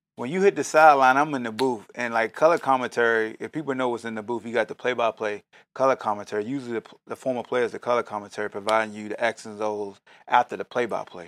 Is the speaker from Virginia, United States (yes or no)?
yes; Hampton, Virginia, United States; moved away; I'm not originally from here, I'm from Hampton, Virginia